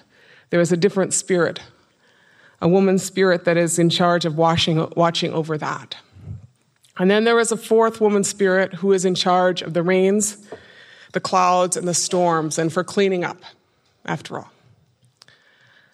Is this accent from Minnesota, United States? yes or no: yes; Minnesota, United States; I come from a reservation in northwestern Minnesota. Anishinaabe people, we are from the Great Lakes region, the northern part of five American states and the southern part of four Canadian provinces.